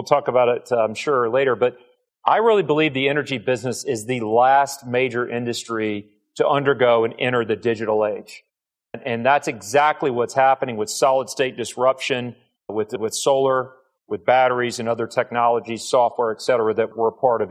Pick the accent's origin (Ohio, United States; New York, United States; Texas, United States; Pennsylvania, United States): Texas, United States; Bryan; now in Houston, United States; I grew up in Bryan